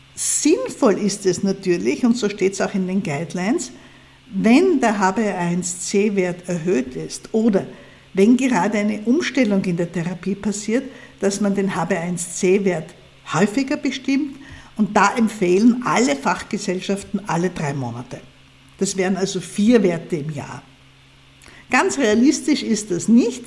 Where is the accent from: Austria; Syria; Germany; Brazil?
Austria; zumindest bei uns hier in Österreich